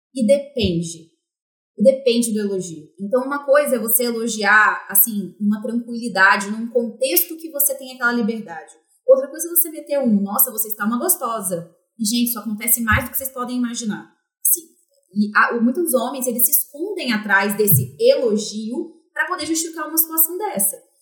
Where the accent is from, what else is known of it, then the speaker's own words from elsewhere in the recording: Vitória, Espírito Santo, Brazil; now in São Paulo, Brazil; eu sou originalmente de Vitória, Espírito Santo, apesar de morar em São Paulo hoje. É, então, eu sou capixaba, é, da gema mesmo